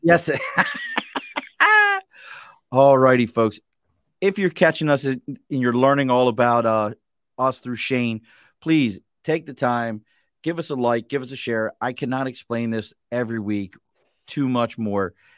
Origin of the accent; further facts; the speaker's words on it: Baltimore, Maryland, United States; now in Glens Falls area, New York, United States; where I grew up in Baltimore